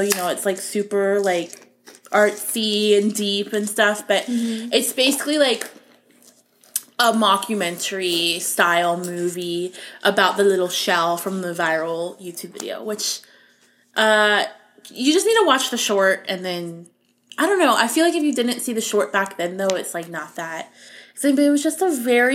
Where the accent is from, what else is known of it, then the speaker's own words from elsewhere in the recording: Florida, United States; I grew up in Florida